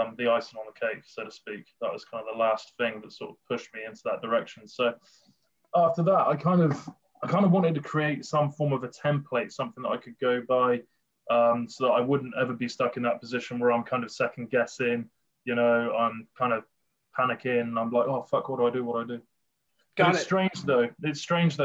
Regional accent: Bath, South West England, United Kingdom; moved away; That's where I'm from originally, Bath.

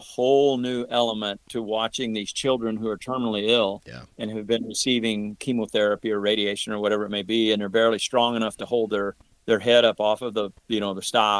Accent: St. Louis, Missouri, United States; You know, and have been growing up in the St. Louis area. You can't help but be a Cardinal fan.

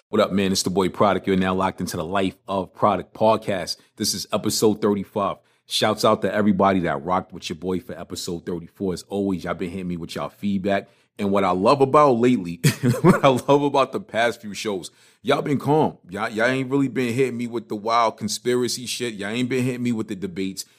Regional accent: New York City, New York, United States; I grew up in Crown Heights. I grew up right over on Crown in Schenectady, down a block from Utica Avenue

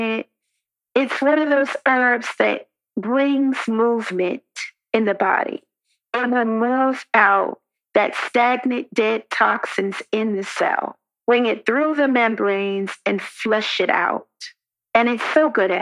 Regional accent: New York, United States; I grew up in New York

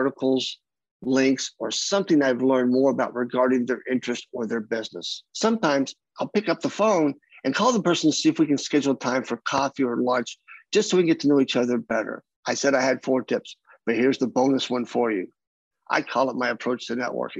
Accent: Kentucky, United States; accent: Southern; moved away; I'm from the South. I grew up in Kentucky most of my life.

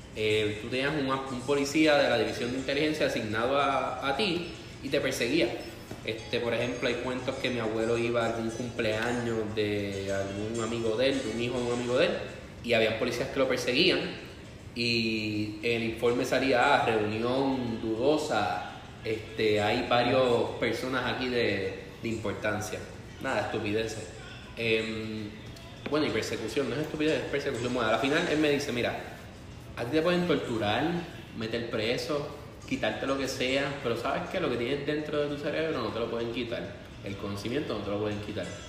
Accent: Puerto Rico; also born or lived in Spain; nosotros como puertorriqueños

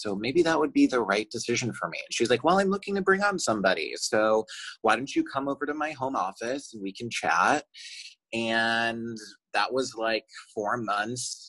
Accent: Chicago, Illinois, United States; moved away as an adult; also born or lived in Michigan; now in Los Angeles, United States; I'm from Chicago

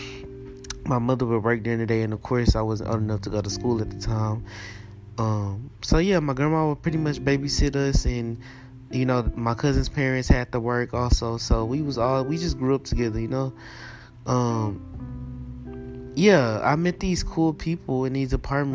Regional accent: Houston, Texas, United States; I was born and raised in Houston, Texas

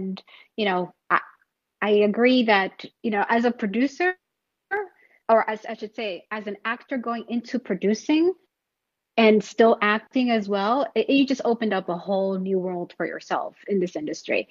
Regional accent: New York City, New York, United States; moved away as an adult; now in Los Angeles, United States; I come from New York. I grew up in New York City, and I've been out in LA for, about 15 years now

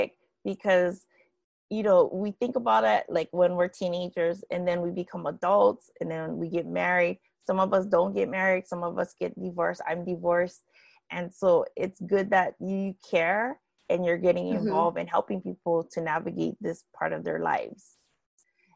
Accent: Hawaii, United States; moved away; also born or lived in Japan; I'm from Hawaii, but I moved to Japan, and I moved back to Hawaii from Japan.

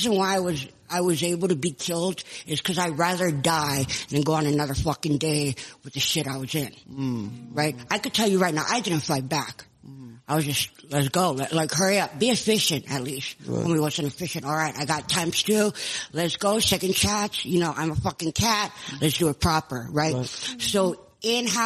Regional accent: Kauai, Hawaii, United States; also born or lived in Los Angeles, California; now in Tucson, United States; I born and raised on Kauai in Hawaii

